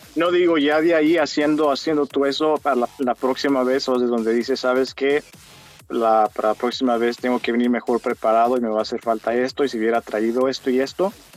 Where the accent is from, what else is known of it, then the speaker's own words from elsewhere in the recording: Mexico; moved away; a mi niñez cuando yo vivía en México